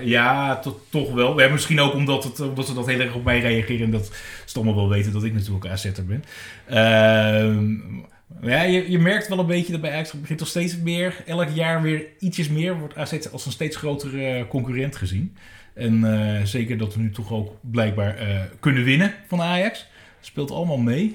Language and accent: Dutch; Bergen, North Holland, Netherlands; now in Amsterdam, Netherlands; ik kom oorspronkelijk uit Bergen